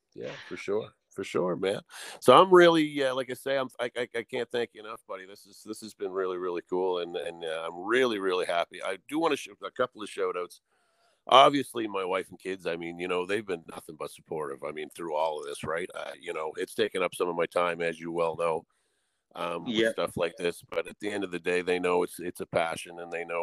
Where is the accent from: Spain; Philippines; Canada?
Canada; Atlantic Canada; I do a bunch of Maritimer stuff. I am an Atlantic Canadian